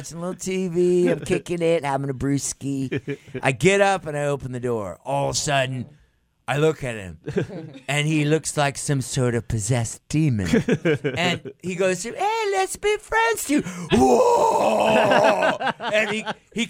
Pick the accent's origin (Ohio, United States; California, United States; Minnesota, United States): California, United States; I'm a kid from California, right? I'm a surfer kid